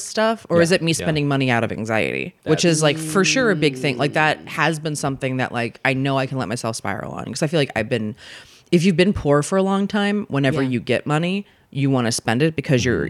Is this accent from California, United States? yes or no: no; Maryland, United States; I grew up in, I'm from Maryland originally.